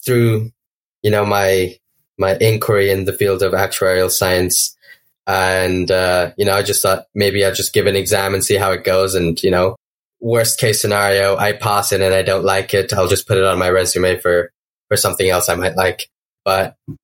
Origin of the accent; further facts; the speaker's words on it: India; moved away as an adult; also born or lived in Wisconsin, United States; now in Beloit, United States; I'm from India. I am currently studying in Beloit College in the U.S., so in Wisconsin.